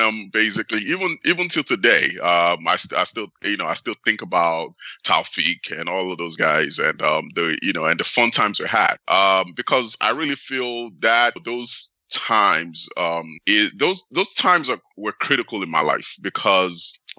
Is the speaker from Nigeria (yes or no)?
yes; Nigeria; now in United States; I was actually born in the United States and I grew up in Nigeria.